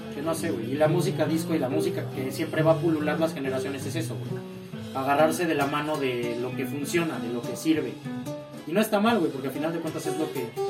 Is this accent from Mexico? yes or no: yes; Mexico; nosotros que somos mexicanos